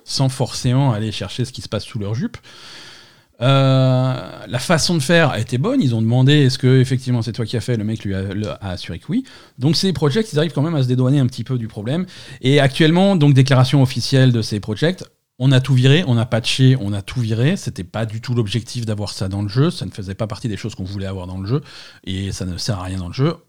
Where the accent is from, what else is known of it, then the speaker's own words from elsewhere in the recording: Marseille, Provence-Alpes-Côte d'Azur, France; je suis marseillais